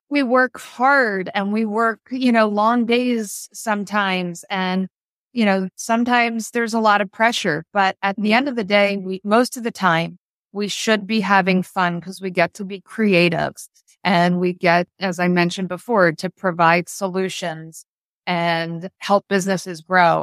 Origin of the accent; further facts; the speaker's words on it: New Jersey, United States; we purchased an office in my hometown in South Jersey